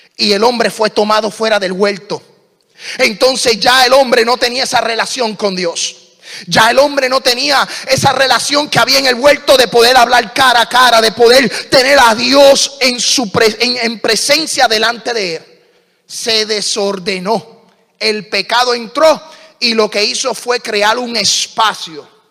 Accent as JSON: {"language": "Spanish", "country": "Puerto Rico", "said": "soy puertorriqueño, hablo bien rápido."}